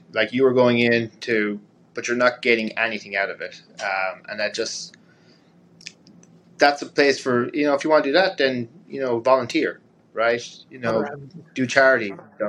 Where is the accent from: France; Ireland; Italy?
Ireland; But a big thing for me being Irish is travel, right?